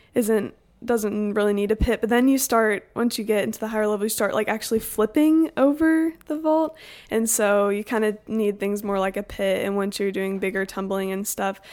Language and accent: English; Houston, Texas, United States; I'm from Houston, Texas